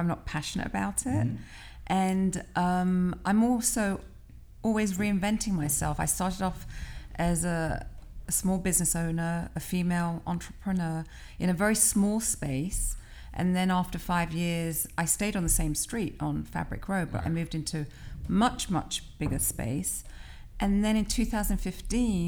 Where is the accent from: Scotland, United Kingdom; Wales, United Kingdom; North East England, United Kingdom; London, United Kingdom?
London, United Kingdom; moved away as an adult; now in Philadelphia, United States; I'm British because I was born in London, and I've only ever lived in London and Philadelphia.